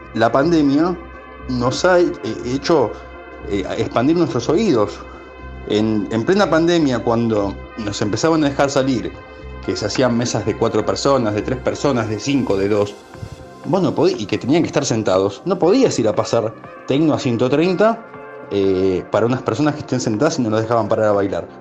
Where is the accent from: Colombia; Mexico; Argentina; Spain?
Argentina; also born or lived in Ecuador; Nací allá y vivo acá desde los tres meses de edad, o sea, me considero argentino